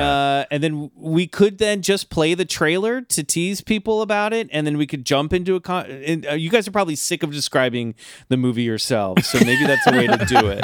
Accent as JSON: {"language": "English", "town": "Kansas City", "country": "United States", "tie": "born or raised there", "moved": "yes", "said": "my hometown of Kansas City"}